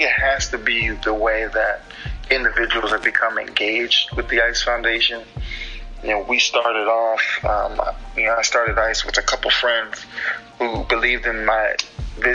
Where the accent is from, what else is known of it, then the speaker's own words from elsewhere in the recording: Miami-Dade, Florida, United States; also born or lived in Key West, Florida; I was born in Key West, and I was raised in Miami-Dade